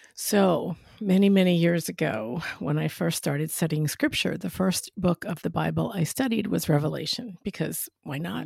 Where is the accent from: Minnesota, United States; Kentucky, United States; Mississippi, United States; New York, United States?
New York, United States; accent: New York; now in West Palm Beach, United States; I'm originally from New York